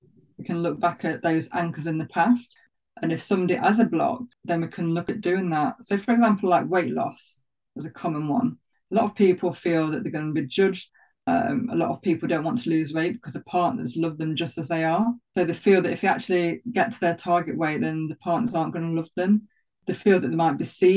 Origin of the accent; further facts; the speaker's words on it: Nottinghamshire, East Midlands, United Kingdom; accent: Notts; And there I was with my knots accent. So I live around 3 miles from Sherwood Forest.